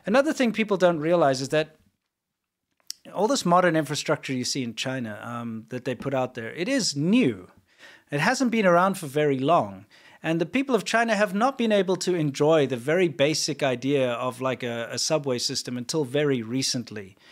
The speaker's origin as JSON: {"language": "English", "country": "South Africa", "moved": "yes", "lives_now": "United States", "said": "we say cool drink in South Africa"}